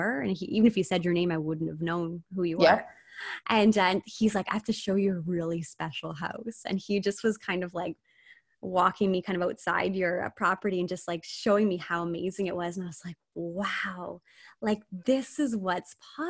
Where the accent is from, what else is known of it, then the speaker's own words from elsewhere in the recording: Amherstburg, Ontario, Canada; I grew up in Amherstburg, small town. Like I grew up on King Street.